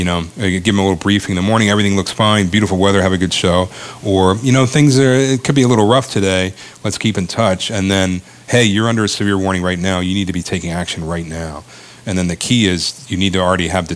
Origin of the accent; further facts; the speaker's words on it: Maryland, United States; moved away as an adult; also born or lived in Ithaca, New York; I grew up down in Maryland